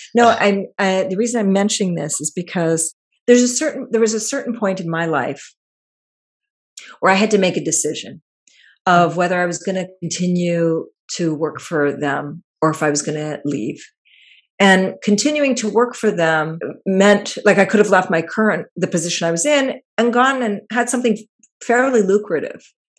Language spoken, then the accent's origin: English; Palestine; somebody was asking me, where are you from? And I said, Palestine.